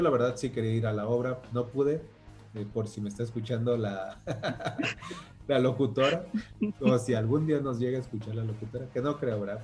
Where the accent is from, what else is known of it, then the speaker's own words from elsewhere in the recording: Michoacán, Mexico; yo soy de Michoacán